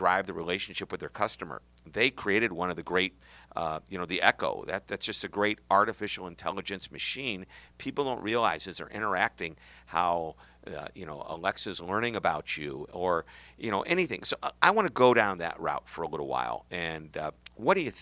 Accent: Missouri, United States; I'm from Missouri, which is the show me state

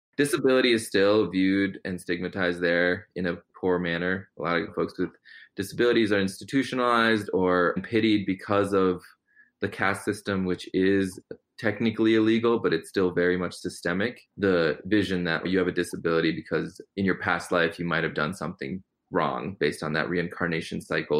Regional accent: Connecticut, United States; also born or lived in Gujarat, India; mostly just saw folks with two legs and primarily white folks growing up in Connecticut

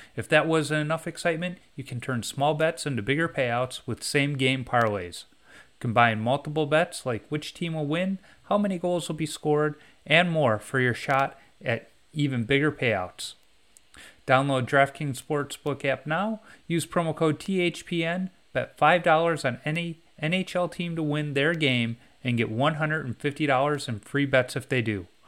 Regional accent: Chicago, Illinois, United States; moved away; also born or lived in Minnesota; I grew up in Chicago

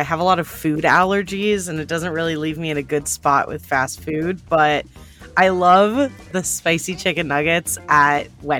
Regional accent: Arizona, United States; also born or lived in California; I was born in California, but our first day in Arizona was my second birthday. That's March 8th.

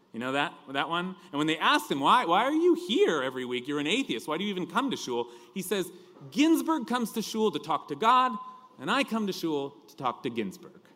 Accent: California, United States; accent: California drawl; my accent, that, that California drawl

